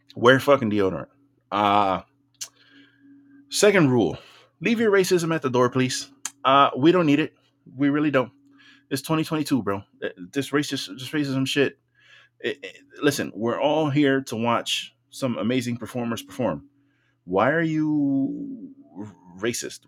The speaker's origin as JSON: {"language": "English", "town": "New York City", "region": "New York", "country": "United States", "tie": "born or raised there", "said": "growing up in the Bronx"}